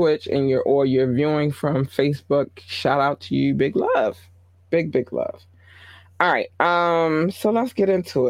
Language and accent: English; North Carolina, United States; born there; I was born in North Carolina and, you know, a lot of my family is in the South.